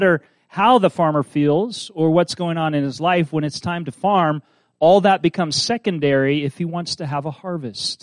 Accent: Kansas, United States; I'm from Kansas, but I'm from the suburbs

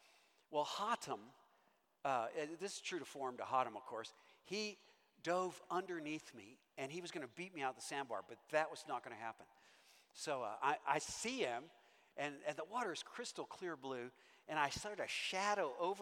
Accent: Owensboro, Kentucky, United States; moved away; when I grew up in Owensboro, Kentucky

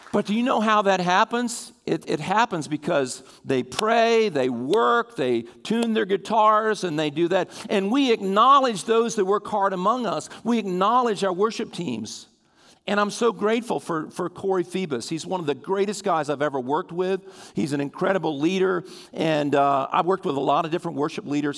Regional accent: Sussex County, Delaware, United States; I grew up in Sussex County

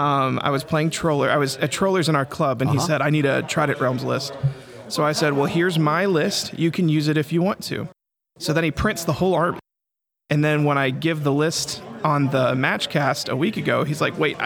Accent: Abilene, Texas, United States; I'm from Abilene.

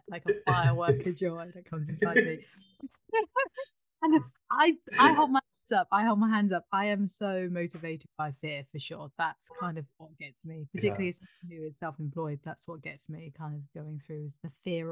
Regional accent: United Kingdom; I grew up in Britain, so I had a British upbringing

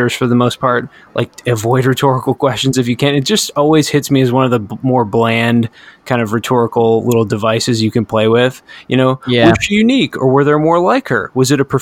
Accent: United States; I'm an American

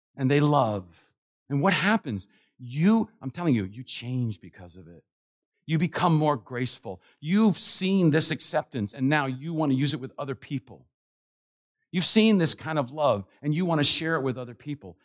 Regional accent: Washington, District of Columbia, United States; I'm from Washington, D C, and it's, goes strong in my blood

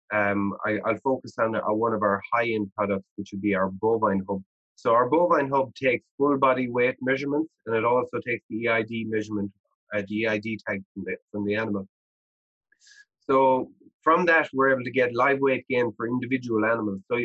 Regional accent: Ireland; moved away as an adult; now in Canada; I grew up in Ireland and I knew every farmer in our region

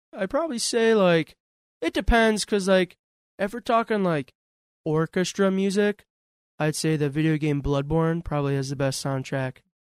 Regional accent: North Tonawanda area, New York, United States; I actually am from around here.

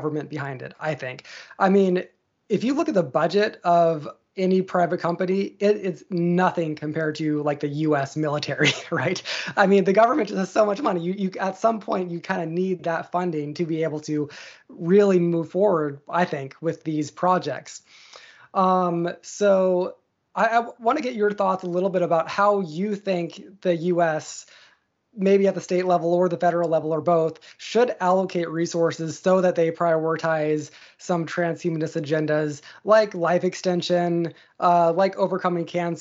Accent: Washington, United States; I'm from Washington State

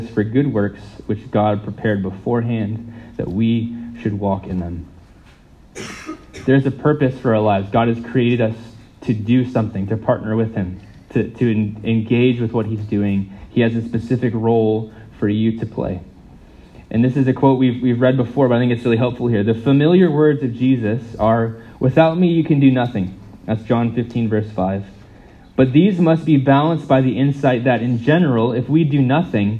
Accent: United States; moved away; I'm not from here, I'm from the States.

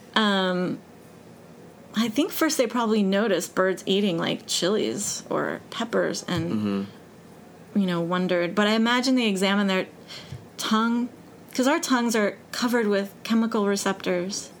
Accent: Denver, Colorado, United States; moved away; I grew up in Denver

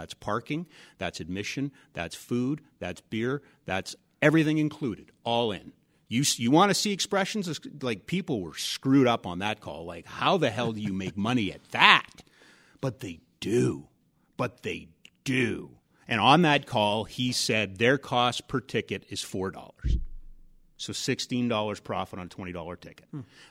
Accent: Edmonton, Alberta, Canada; I grew up in Edmonton. I played street hockey all the time

